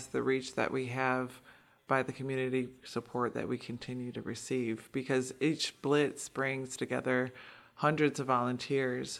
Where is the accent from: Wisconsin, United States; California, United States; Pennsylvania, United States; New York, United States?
Wisconsin, United States; Milwaukee; I'm born and raised in Milwaukee. I grew up in the 53206 neighborhood